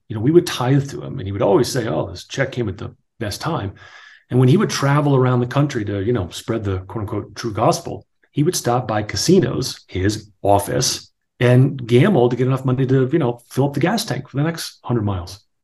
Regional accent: New Jersey, United States; I grew up in New Jersey

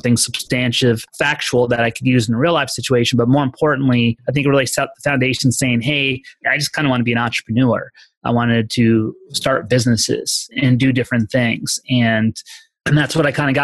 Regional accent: East Coast, United States; moved away as an adult; also born or lived in Colorado; from where I grew up on the East Coast, where I moved and studied in college, which is in Colorado, and then moving eventually out here out West

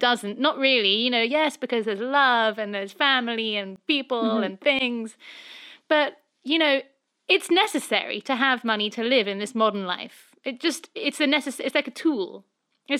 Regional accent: England, United Kingdom; moved away as an adult; now in Los Angeles, United States; I'm obviously, being English

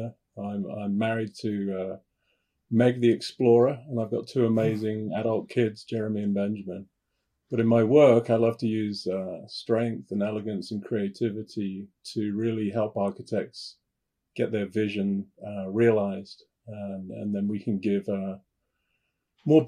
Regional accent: 30 miles southwest of London, South East England, United Kingdom; moved away; I have a family home. I'm the oldest of three, brother and a sister, about 30 miles outside London, southwest, halfway between London and the south coast.

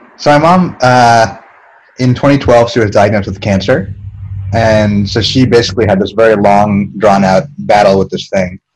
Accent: East Coast, United States; we're both from the East Coast. Um, I'm from like a, a rich people town

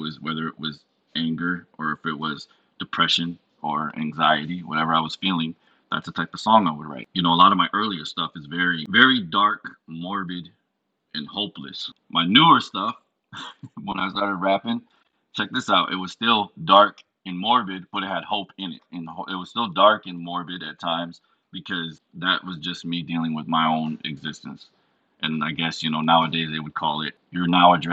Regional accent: Batavia, New York, United States; growing up in upstate New York, which is a place called Batavia, that's my hometown

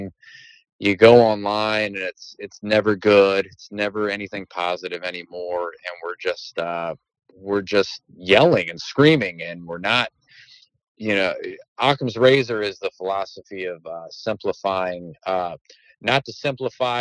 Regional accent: Southern Maryland, United States; I'm from Southern Maryland. Our speech impediments and our vocabulary are very limited here.

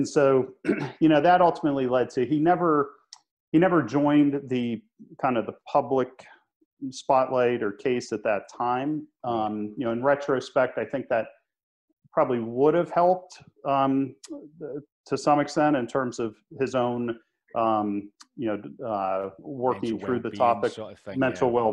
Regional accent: Pittsburgh, Pennsylvania, United States; We grew up in Pittsburgh, Pennsylvania

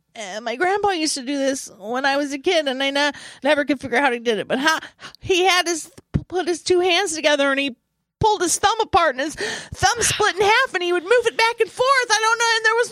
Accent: Nebraska, United States; I'm from Nebraska.

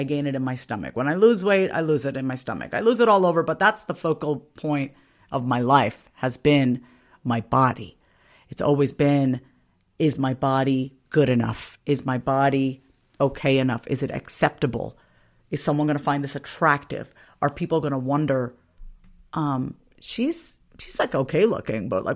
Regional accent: Long Island, New York, United States; Growing up on Long Island, it was not easy being one of very few Indian families in an all-white town.

